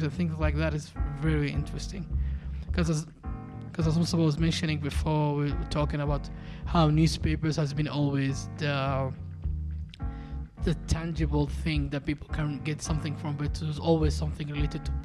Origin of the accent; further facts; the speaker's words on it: Hargeisa, Somaliland, Somalia; growing up in Hargeisa